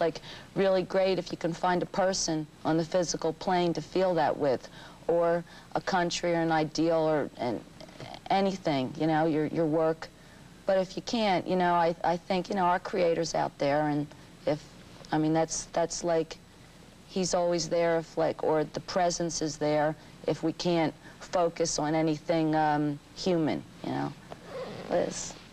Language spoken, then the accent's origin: English; Philadelphia, Pennsylvania, United States; we're both from the East Coast. Put two Philadelphia people